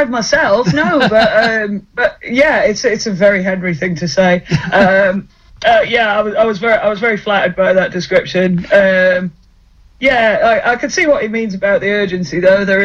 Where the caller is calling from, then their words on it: Halifax, Yorkshire and the Humber, United Kingdom; I am in the sunny land of Halifax